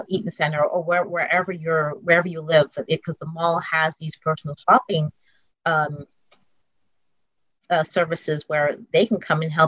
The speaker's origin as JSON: {"language": "English", "town": "Montreal", "region": "Quebec", "country": "Canada", "tie": "born or raised there", "also_born_or_lived": "New York City", "moved": "yes", "said": "I was blessed with my mother and my aunt growing up in Montreal"}